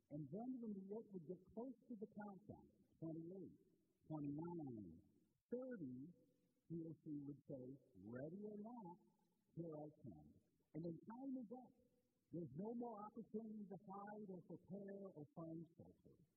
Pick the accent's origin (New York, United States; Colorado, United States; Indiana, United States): Indiana, United States; Portland; the block that I grew up on in Portland, Indiana